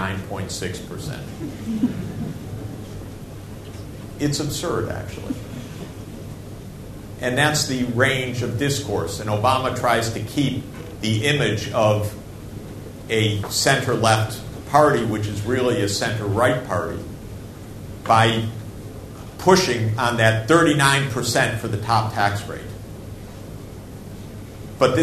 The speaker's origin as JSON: {"language": "English", "region": "Snow Belt", "country": "United States", "said": "I'm from the Snow Belt"}